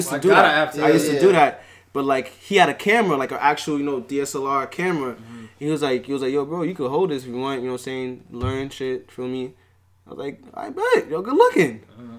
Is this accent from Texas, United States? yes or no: no; New York City, New York, United States; also born or lived in Trinidad; Far Rock, yeah.